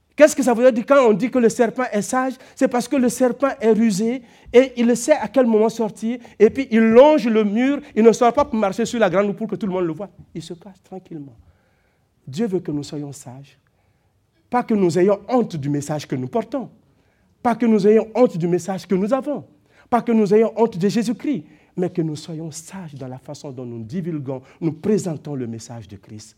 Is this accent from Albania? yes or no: no; Burkina Faso; moved away; Parce que je viens de là. J'ai grandi dans une famille de cultivateurs